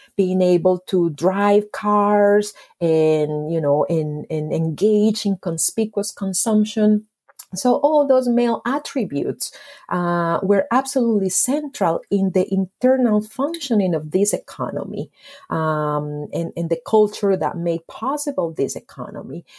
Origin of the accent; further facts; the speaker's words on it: Medellín, Antioquia, Colombia; I was born and raised in Medellin